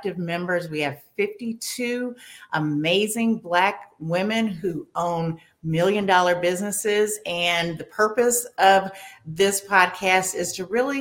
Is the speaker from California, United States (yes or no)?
yes; California, United States; moved away as an adult; now in Washington, D.C., United States; I'm from California. I came here for law school